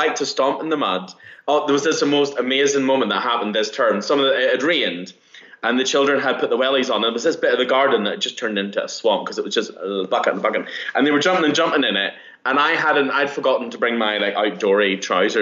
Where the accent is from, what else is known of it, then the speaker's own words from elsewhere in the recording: Northern Ireland, United Kingdom; moved away; I'm from Northern Ireland. I'm from, like, a seaside town. So for me, growing up in the countryside